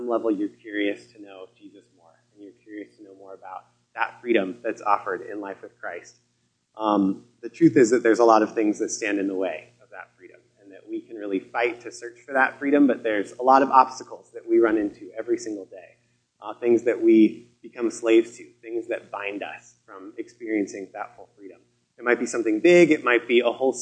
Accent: Colorado, United States; moved away as an adult; also born or lived in Seattle / Vancouver, British Columbia; I grew up in Colorado

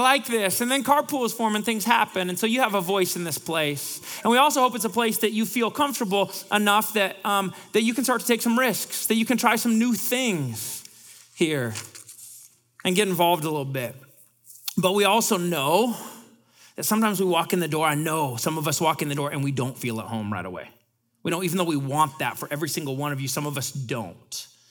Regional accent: Bellingham, Washington, United States; now in Seattle, United States; I'm from Bellingham

